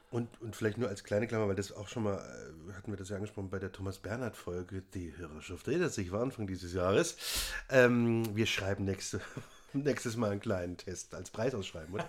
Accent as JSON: {"language": "German", "town": "Worms", "region": "Rhineland-Palatinate", "country": "Germany", "tie": "born or raised there", "moved": "yes", "said": "in meiner Heimat"}